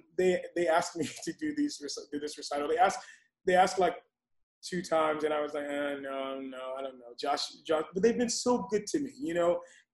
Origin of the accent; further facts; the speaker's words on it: Florida, United States; now in Atlanta, United States; I'm from Florida